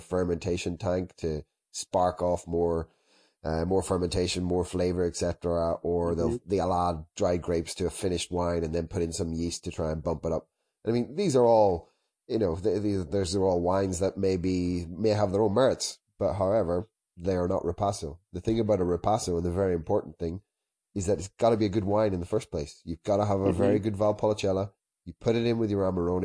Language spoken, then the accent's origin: English; Ireland; moved away as an adult; now in Italy; I'm Irish originally